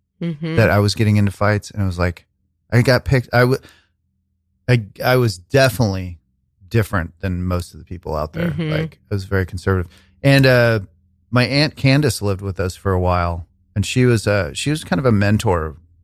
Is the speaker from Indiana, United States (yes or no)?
no; Kansas City, Missouri, United States; I was coming from Kansas City, Missouri, to the suburbs of Kansas. And we lived in Wyandotte for a while. We lived in kind of some white trash areas.